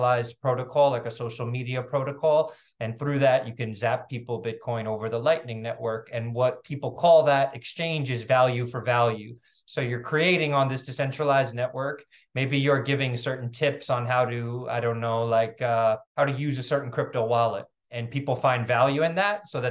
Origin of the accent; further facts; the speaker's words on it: New York City, New York, United States; also born or lived in Venezuela / Africa / Latin America; I'm from New York City